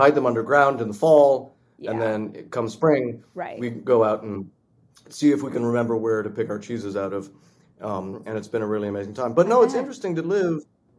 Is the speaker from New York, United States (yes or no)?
no; Chicago, Illinois, United States; now in Wisconsin, United States; I grew up in Chicago.